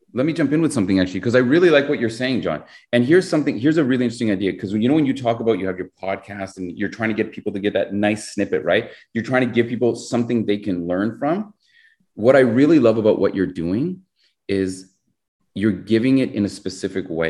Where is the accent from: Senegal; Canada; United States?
Canada; we're Canadian.